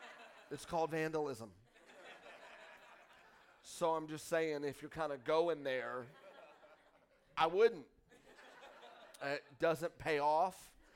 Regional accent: Texas, United States; now in Hot Springs, United States; I'm full Arkansas now. So I just need y'all to know I'm not, like, slamming. I'm just saying that I was from Texas.

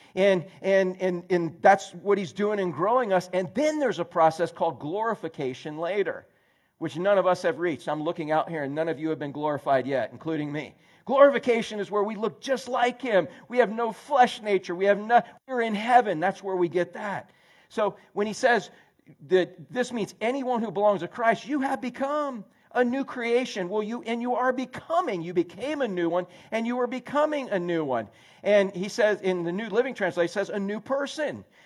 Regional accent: Orlando, Florida, United States; I grew up in Central Florida. I grew up in Orlando before there was a lick of concrete

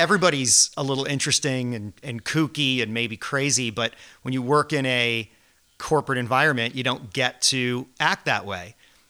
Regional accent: Fairfield, Connecticut, United States; moved away as an adult; also born or lived in New York; now in Nantucket, United States; growing up in Fairfield, Connecticut

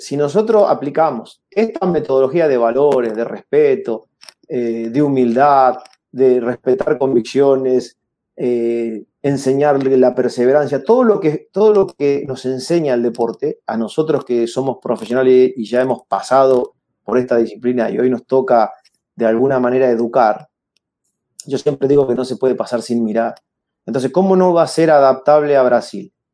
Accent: Argentina

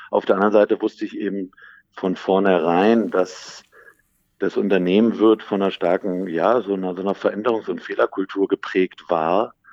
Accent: Berlin, Germany; ich bin aufgewachsen im schönen Berlin, äh, meine Heimat, schon mit der Familie häufig umgezogen, war dann lange im Ausland, habe auch im Ausland studiert.

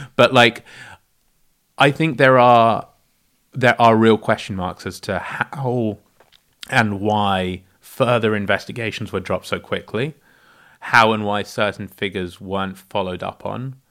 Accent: South Africa; I was born in South Africa

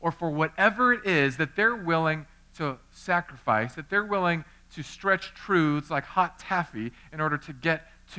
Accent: United States; also born or lived in California; I'm an American

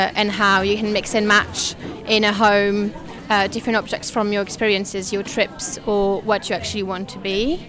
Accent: France; now in London, United Kingdom; I'm French

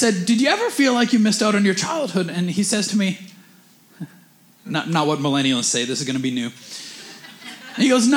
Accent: Canada; we're Canadian

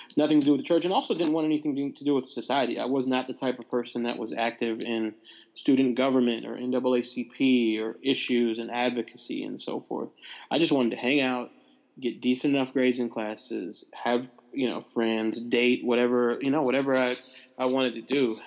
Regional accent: Nashville, Tennessee, United States; also born or lived in Bar Harbor, Maine; grew up for the most part in Nashville, Tennessee

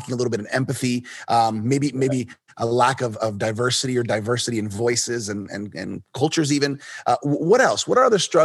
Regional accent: Miami, Florida, United States; I was born here in Miami

